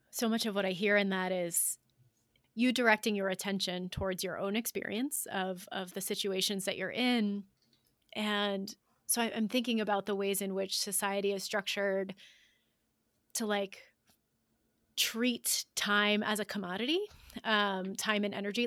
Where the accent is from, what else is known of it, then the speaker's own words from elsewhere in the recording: United States; As an American in the middle class, I work one job.